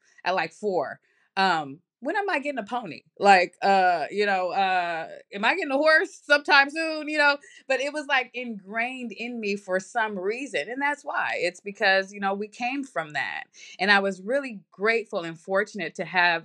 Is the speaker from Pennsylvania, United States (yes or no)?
no; Oakland, California, United States; I am originally from Oakland, California.